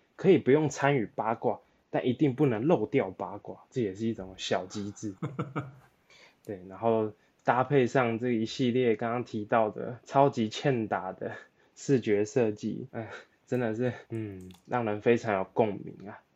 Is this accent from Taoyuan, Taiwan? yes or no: no; Taipei, Taiwan; 连我这土生土长的内湖人都不想上班了